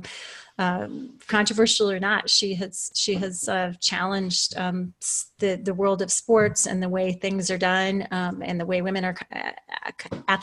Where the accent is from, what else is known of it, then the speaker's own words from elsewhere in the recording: southeastern Iowa, United States; moved away as an adult; also born or lived in Thunder Bay, Ontario, Canada / Colorado; I was born in Thunder Bay, Ontario, Canada, and lived the first parts of my life in Canada. And then starting around school age, we moved to an interesting town of about 10,000 people in the southeastern part of Iowa, which is where I lived until I graduated from high school